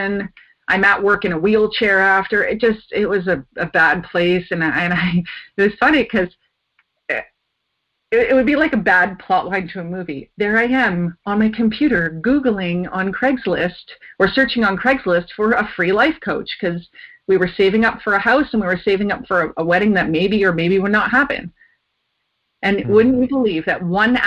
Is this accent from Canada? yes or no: yes; Ontario, Canada; moved away as an adult; also born or lived in Japan; now in British Columbia, Canada; I grew up in Ontario